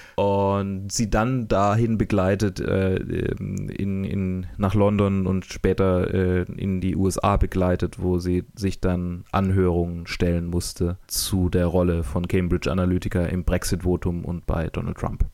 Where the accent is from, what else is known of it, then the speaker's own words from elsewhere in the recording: Germany; als ähm, Deutscher